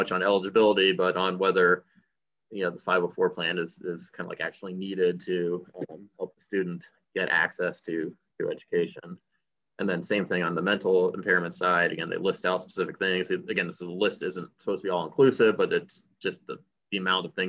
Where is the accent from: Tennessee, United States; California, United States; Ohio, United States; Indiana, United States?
Indiana, United States; I grew up in Indiana